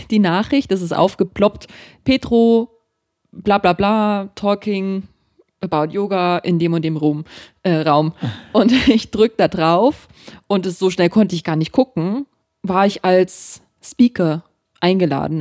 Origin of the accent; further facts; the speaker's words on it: Germany; dass ich aus Deutschland bin